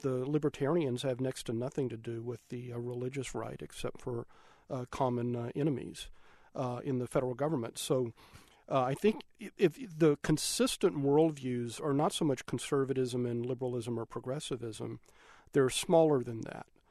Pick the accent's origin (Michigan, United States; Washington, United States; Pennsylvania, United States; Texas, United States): Texas, United States; Austin; I'm a fifth generation native of Austin, Texas, uh, in Central Texas